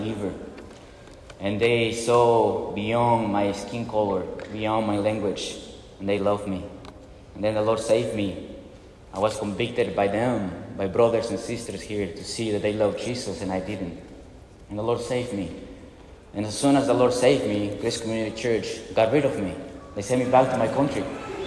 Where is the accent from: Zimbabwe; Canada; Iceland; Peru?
Peru; moved away as an adult; also born or lived in Arizona; now in Mississippi, United States; I'm from Peru